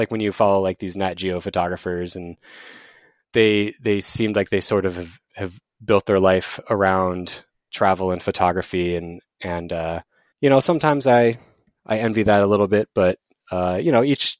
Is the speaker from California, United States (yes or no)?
no; Tempe, Arizona, United States; I am from Phoenix, Arizona, well, an outskirt of Phoenix called Tempe. I'm actually an Arizona native, which is very rare when you talk to people in Arizona.